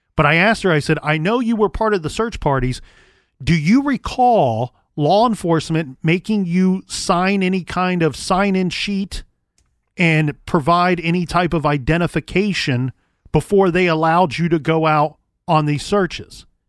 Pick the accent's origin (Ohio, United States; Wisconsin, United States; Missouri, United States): Ohio, United States; Columbus; born and raised in Columbus, here in Columbus